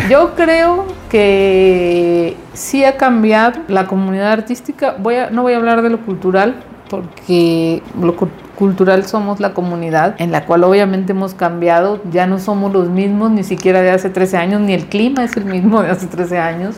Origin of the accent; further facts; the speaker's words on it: Guasave, Sinaloa, Mexico; moved away as an adult; now in Saltillo, Mexico; yo soy de Guasave, Sinaloa, y estudié allá en Universidad de Occidente